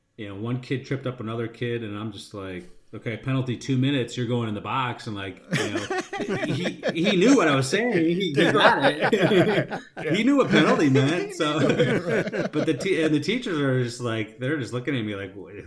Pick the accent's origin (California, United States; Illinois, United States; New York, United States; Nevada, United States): Illinois, United States; Chicago; moved away as an adult; also born or lived in San Diego, United States; now in Sweden; I'm from Chicago